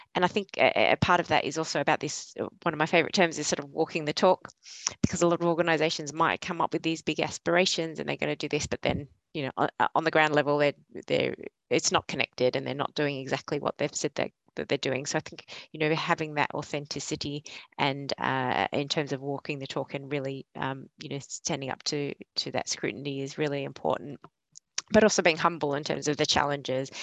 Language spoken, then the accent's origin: English; Australia; moved away as an adult; also born or lived in Yorkshire; now in Leeds, United Kingdom; you probably tell from my accent, I'm not a local from northwestern Yorkshire, but I'm originally from Australia and I moved over here three and a half years ago with ARUP.